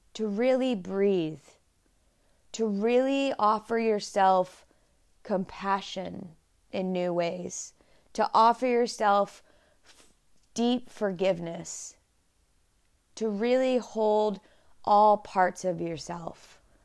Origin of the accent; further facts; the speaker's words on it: Dallas, Texas, United States; I was born and raised in Dallas, Texas